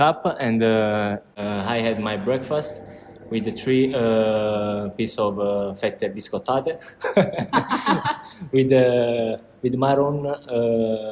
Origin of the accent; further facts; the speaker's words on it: San Giorgio a Cremano, Campania, Italy; English is a second language; moved away as an adult; I came from San Giorgio Cremano, that is a small country near Napoli, the center of Napoli.